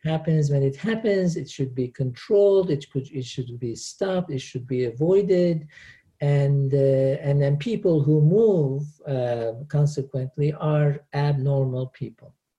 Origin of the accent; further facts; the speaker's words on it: Antakya, Hatay, Turkey; moved away as an adult; in Turkey, I am from Antakya.